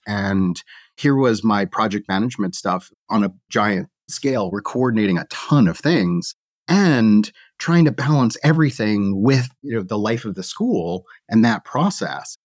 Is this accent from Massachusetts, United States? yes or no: yes; the Northeast near Boston, Massachusetts, United States; I grew up in the Northeast near Boston